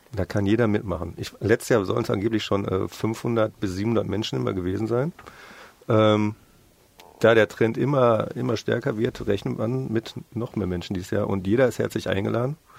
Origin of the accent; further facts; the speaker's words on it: Düsseldorf, North Rhine-Westphalia, Germany; Bei uns in Düsseldorf